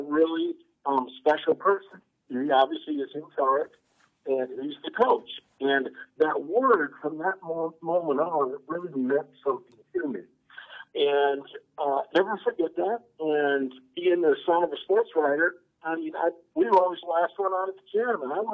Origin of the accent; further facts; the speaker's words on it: Fort Dodge, Iowa, United States; moved away; my hometown, Fort Dodge, Iowa